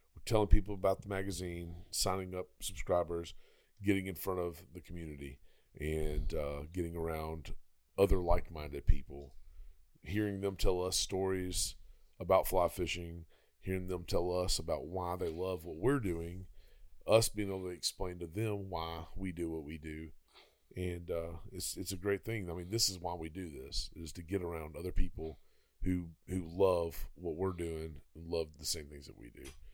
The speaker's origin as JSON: {"language": "English", "town": "Pensacola", "region": "Florida", "country": "United States", "tie": "born or raised there", "said": "Pensacola, Florida, my hometown"}